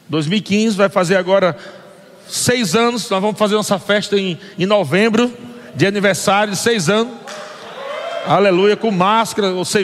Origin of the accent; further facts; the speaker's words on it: Natal, Rio Grande do Norte, Brazil; now in São Paulo, Brazil; nossos filhos, viemos de Natal para São Paulo, sem saber para quê.